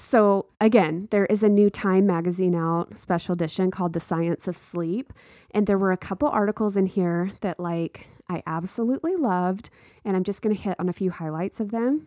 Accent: Texas, United States; moved away; I grew up in a small town in Texas

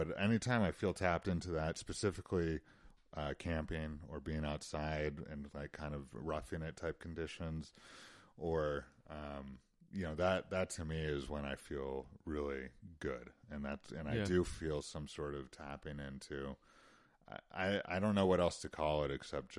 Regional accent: Utah, United States; Sure, and you know, of course, I grew up doing all that stuff, and you know, my parents themselves were big outdoors people, and so that certainly is something that I grew up with.

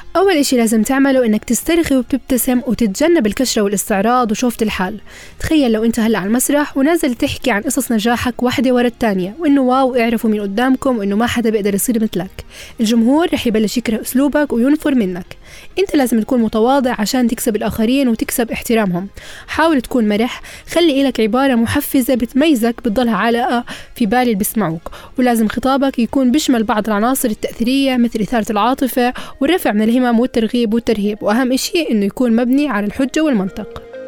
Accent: Jordan; احنا كشباب اردني

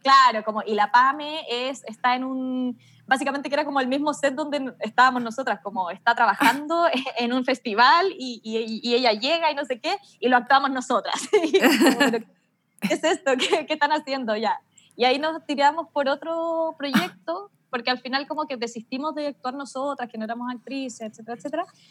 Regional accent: Melipilla, Santiago Metropolitan Region, Chile; yo soy de Melipilla, entonces tenía que volver a Melipilla

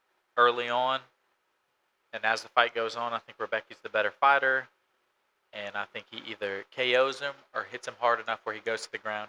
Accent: Louisiana, United States; We're both from Louisiana. Filming this in Louisiana right now

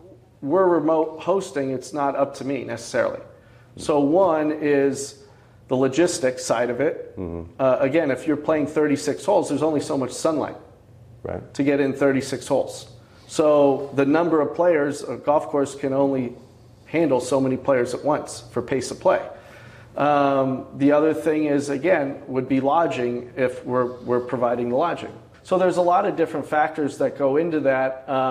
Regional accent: Scranton, Pennsylvania, United States; Near the Scranton, Pennsylvania.

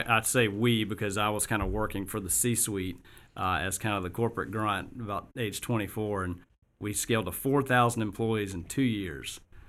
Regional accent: Augusta, Georgia, United States; moved away as an adult; also born or lived in Colorado; I grew up in Augusta

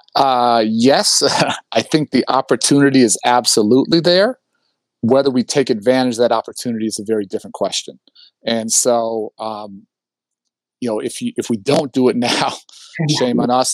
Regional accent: Chicago, Illinois, United States; I grew up in Hyde Park. My dad was a professor at the University of Chicago

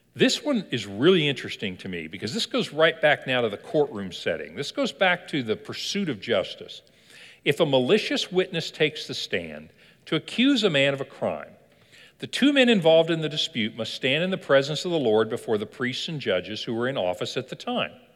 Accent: Kentucky, United States; I was born in Kentucky

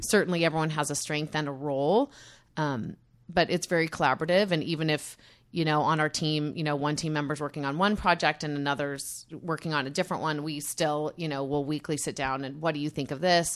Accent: Utah, United States; I grew up in Utah

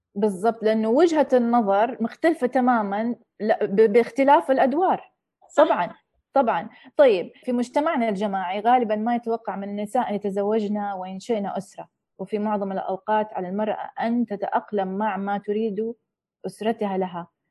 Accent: Saudi Arabia; moved away; also born or lived in United States; والدتي أجنبية وتربية السعودية وعشت في أمريكا

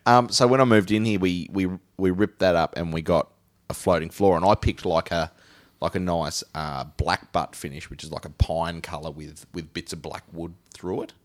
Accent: Huon Valley, Tasmania, Australia; accent: Tasmanian; I'm from the Huon Valley.

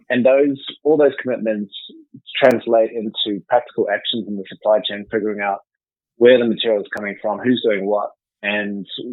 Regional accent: New Zealand; moved away as an adult; also born or lived in United Kingdom / Spain; I'm a New Zealander, so I'm back in New Zealand, but actually I've spent the last 20 or so years overseas, living in the UK and then in Spain.

